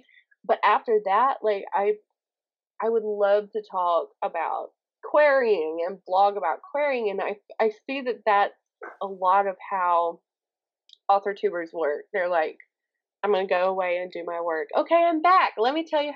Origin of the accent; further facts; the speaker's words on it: the South, Southern United States, United States; accent: Southern; my Southern accent